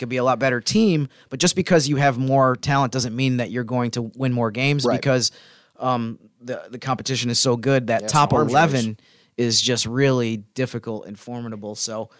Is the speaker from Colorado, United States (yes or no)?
no; Syracuse, New York, United States; I went to college about an hour from where I grew up, which is kind of in the Syracuse area